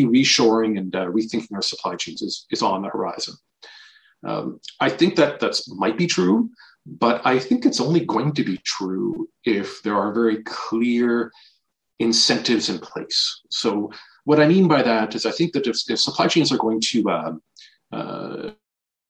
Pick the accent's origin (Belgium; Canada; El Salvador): Canada; moved away as an adult; also born or lived in Paris / New York; I am Canadian.